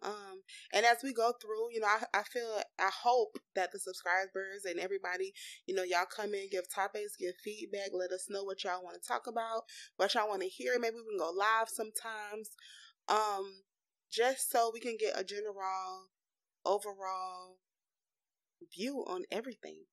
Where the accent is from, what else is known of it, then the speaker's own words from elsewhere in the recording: Florida, United States; we are from Florida. We didn't even tell y'all that. We are in this hot state